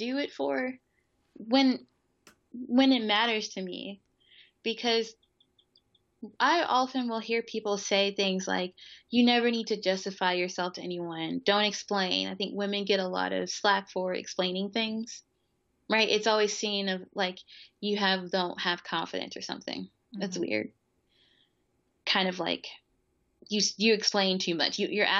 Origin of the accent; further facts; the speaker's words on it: Mississippi, United States; moved away; also born or lived in Philadelphia; people who knew me from Mississippi